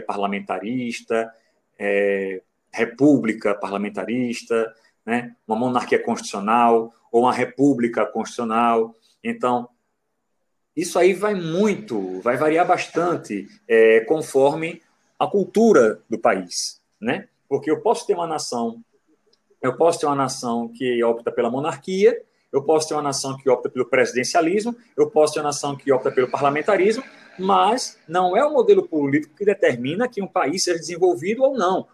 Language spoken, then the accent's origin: Portuguese; Brazil; Eu sou brasileiro